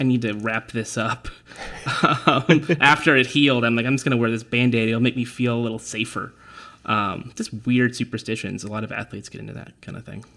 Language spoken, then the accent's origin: English; California, United States; I'm from California